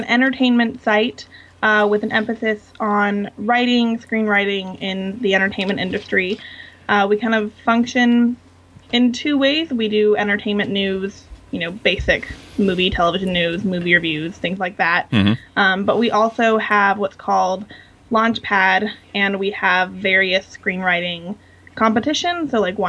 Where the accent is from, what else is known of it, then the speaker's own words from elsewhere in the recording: Los Angeles, California, United States; also born or lived in Washington, D.C.; I actually grew up in California. Oh, did you? Here in Los Angeles.